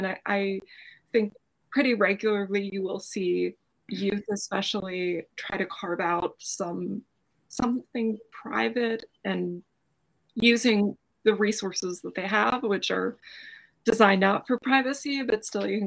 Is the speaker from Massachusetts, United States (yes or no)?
yes; Brockton, Massachusetts, United States; I grew up outside of Boston, a town called Brockton